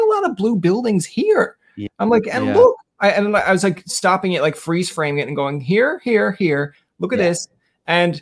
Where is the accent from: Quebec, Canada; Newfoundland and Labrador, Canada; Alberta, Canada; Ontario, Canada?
Newfoundland and Labrador, Canada; St. John's; also born or lived in Witless Bay; I grew up in the Ghouls